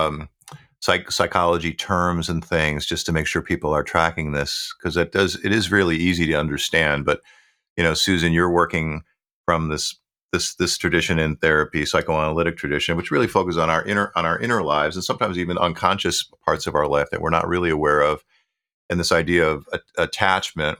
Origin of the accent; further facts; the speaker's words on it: Buffalo, New York, United States; where I grew up in Buffalo, New York